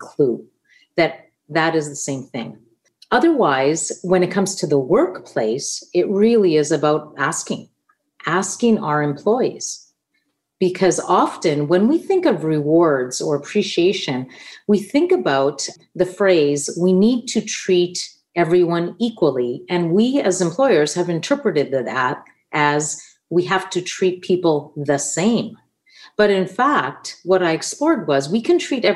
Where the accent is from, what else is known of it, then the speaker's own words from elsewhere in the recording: Winnipeg, Manitoba, Canada; first language Italian; English is a second language; my first language was in fact Italian. So I learned English when I went to kindergarten. And then growing up in St. Boniface